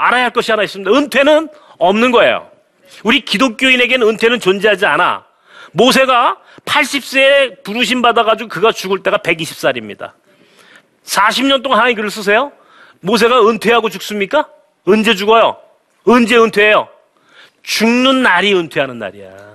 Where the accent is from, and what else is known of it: South Korea